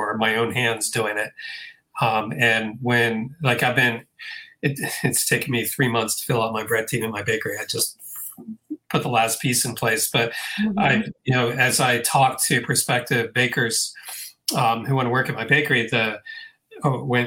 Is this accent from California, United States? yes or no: no; Hyattsville, Maryland, United States; I grew up in Hyattsville, Maryland, suburban DC